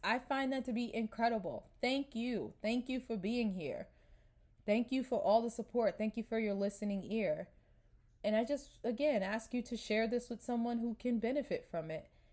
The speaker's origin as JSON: {"language": "English", "region": "New York", "country": "United States", "moved": "as an adult", "said": "I'm from New York"}